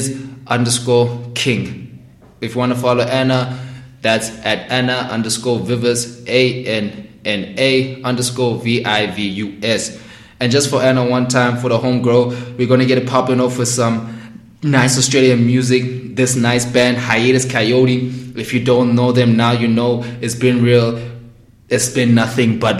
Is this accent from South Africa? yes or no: yes; South Africa; speaking as a South African in SA